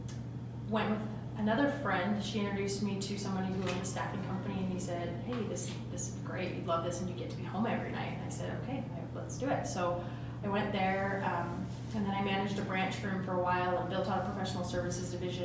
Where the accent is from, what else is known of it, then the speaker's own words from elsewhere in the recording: Mesa, Arizona, United States; moved away as an adult; also born or lived in Utah; now in Coalville, United States; In Mesa